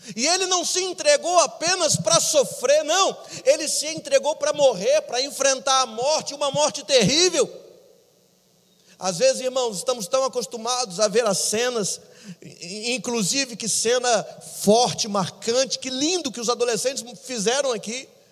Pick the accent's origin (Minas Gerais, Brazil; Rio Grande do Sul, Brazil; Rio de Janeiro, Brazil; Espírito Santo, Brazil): Minas Gerais, Brazil; eu sou mineiro, irmãos, com orgulho